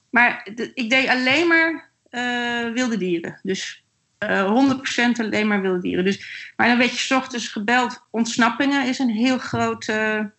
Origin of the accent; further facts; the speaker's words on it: Netherlands; En dat kunnen wij ook niet hebben als Nederlanders.